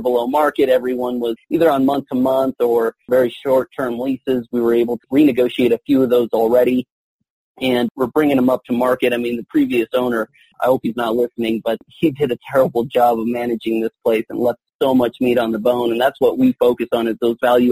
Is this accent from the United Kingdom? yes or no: no; Southern California, United States; moved away as an adult; also born or lived in Mexico / Cedar City, Utah; now in Colorado Springs, United States; I'm officially a Colorado Springs resident and originally from Southern California. I was born in Mexico